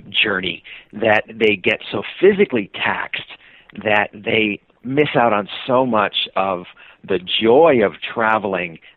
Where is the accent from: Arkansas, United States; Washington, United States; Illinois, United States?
Washington, United States; Seattle; And I said, "I'm from Seattle."